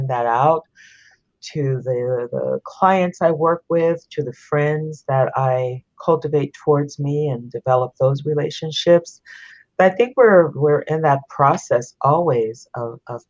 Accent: San Francisco, California, United States; also born or lived in Sonoma County, California; I'm a California native, born and raised in San Francisco. living now in Sonoma County

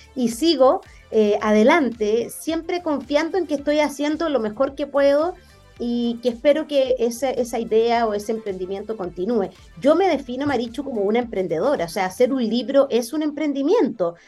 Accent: Conchalí, Santiago Metropolitan Region, Chile; yo nací en Conchalí, viví 20 años de mi vida en una población

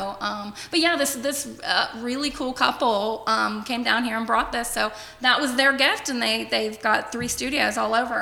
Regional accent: Cincinnati, Ohio, United States; also born or lived in Las Vegas; I am originally from Cincinnati. I grew up in Anderson Township, born and raised in Anderson.

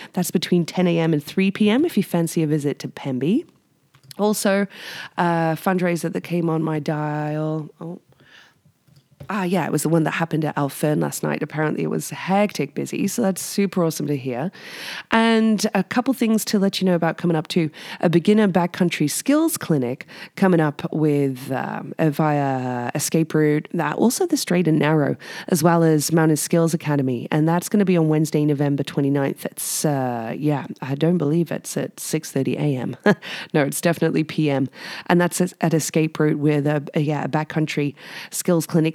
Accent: United Kingdom; now in Whistler, Canada; I'm British

